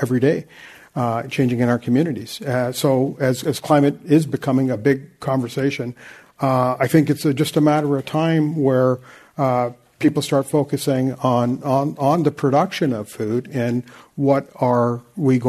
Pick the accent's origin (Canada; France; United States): Canada; Vancouver, British Columbia; I'm from Vancouver